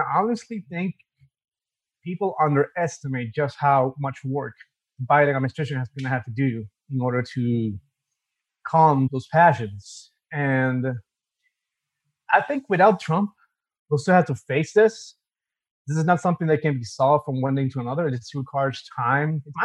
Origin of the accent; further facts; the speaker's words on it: San Juan, Puerto Rico; now in Davenport, United States; I come from San Juan, Puerto Rico, and I currently reside in Davenport, Florida.